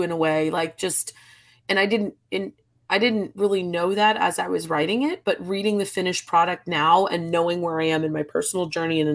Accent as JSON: {"language": "English", "region": "New Jersey", "country": "United States", "tie": "born or raised there", "also_born_or_lived": "New York / Connecticut", "moved": "yes", "lives_now": "Charleston, United States", "said": "I grew up in New Jersey, this has always been home"}